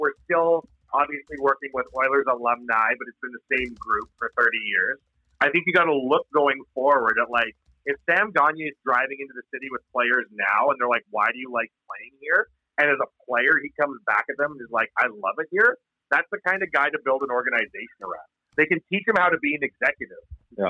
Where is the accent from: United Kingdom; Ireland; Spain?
Ireland; As an Irishman, that's offensive.